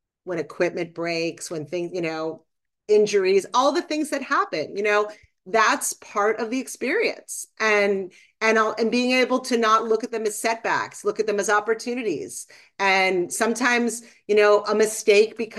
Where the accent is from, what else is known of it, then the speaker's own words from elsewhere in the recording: Boston, Massachusetts, United States; I grew up in Boston